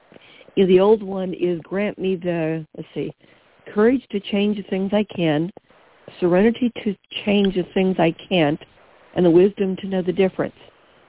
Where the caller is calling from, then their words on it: Long Beach, California, United States; Long Beach, California.